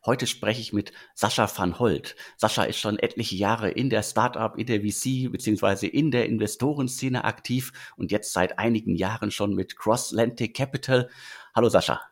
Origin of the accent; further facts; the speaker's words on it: Bottrop, North Rhine-Westphalia, Germany; das Ruhrgebiet ist meine Heimat. Ich komme aus Bottrop